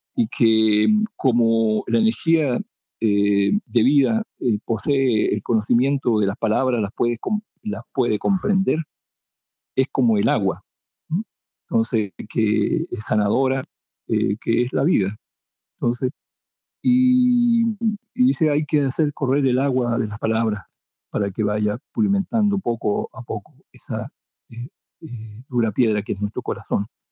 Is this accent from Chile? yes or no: yes; near Temuco, Lake Colico, Araucanía, Chile; Yo vivo en, la comunidad en que nací y crecí como, como mis cuatro hermanos